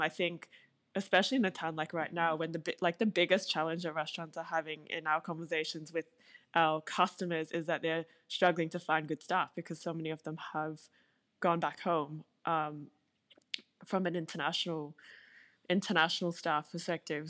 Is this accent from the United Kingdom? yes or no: no; Singapore; now in Australia; I grew up in Singapore. I was born there